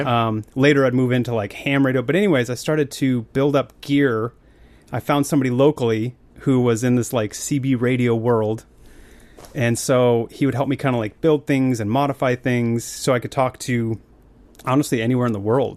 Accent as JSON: {"language": "English", "town": "Billings", "region": "Montana", "country": "United States", "tie": "born or raised there", "said": "I grew up in Montana in a, like an oil refinery kinda town called Billings"}